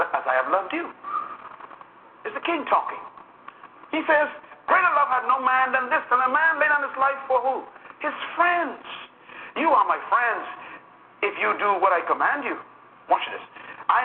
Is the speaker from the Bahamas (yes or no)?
yes; Bahamas; when I was born in the Bahamas, for example, I was not a citizen of Great Britain, even though we were under Great Britain